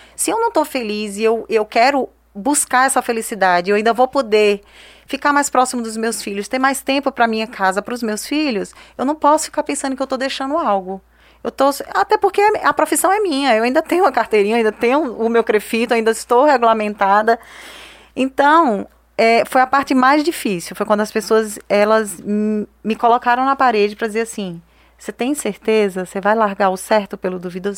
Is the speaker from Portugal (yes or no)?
no; Northeast Region, Brazil